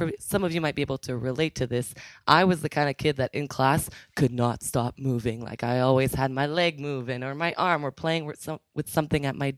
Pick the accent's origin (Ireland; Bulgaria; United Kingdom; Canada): Canada; also born or lived in Ottawa; I am originally from Ottawa. I actually grew up in a very small town closer to Montreal, but I just call it Ottawa.